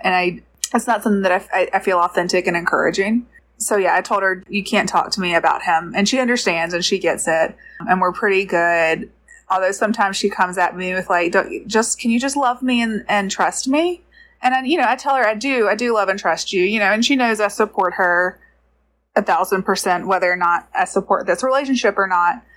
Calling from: Georgia, United States; I'm calling from Georgia

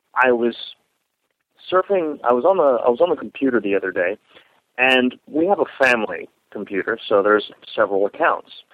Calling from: Florida, United States; I'm calling from Florida.

